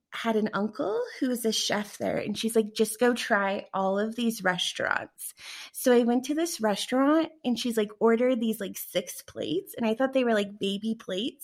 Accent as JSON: {"language": "English", "town": "Denver", "region": "Colorado", "country": "United States", "said": "I'm from Denver"}